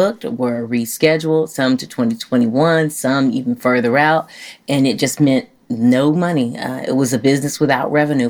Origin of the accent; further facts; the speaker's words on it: Chicago, Illinois, United States; now in Dallas, United States; I'm from Chicago, where men are very aggressive.